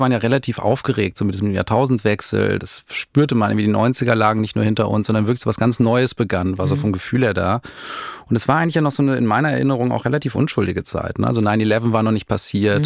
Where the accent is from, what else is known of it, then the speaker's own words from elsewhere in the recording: Dortmund, North Rhine-Westphalia, Germany; moved away as an adult; also born or lived in Madrid; Wir kamen damals, also wir kommen aus Dortmund